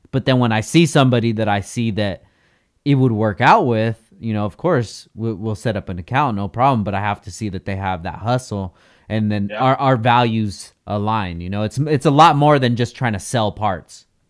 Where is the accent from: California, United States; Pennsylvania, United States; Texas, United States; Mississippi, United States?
California, United States; Oxnard; also born or lived in Carson City, Nevada; I grew up here in Oxnard